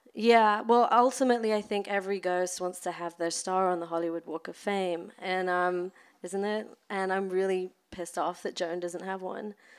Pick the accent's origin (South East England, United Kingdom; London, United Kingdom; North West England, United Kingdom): London, United Kingdom; now in Los Angeles, United States; I grew up in London in the suburbs